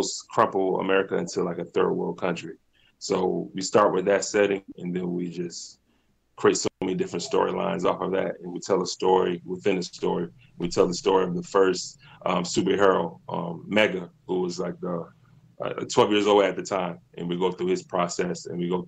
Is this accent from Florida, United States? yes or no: no; Virginia Beach, Virginia, United States; now in Hampton, United States; I'm originally from Virginia Beach, Virginia.